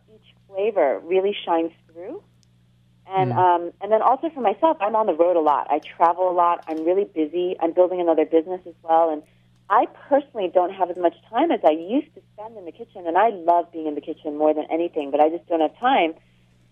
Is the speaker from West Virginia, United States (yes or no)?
no; Catskill Mountains, New York, United States; moved away; also born or lived in Buffalo, New York; I grew up in the Catskill Mountains